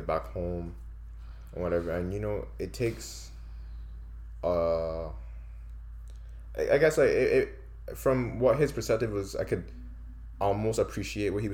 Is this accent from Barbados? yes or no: yes; Barbados; moved away as an adult; now in Canada; my accent is one that, in Barbados, like where I went out, at least in my household, people speak quickly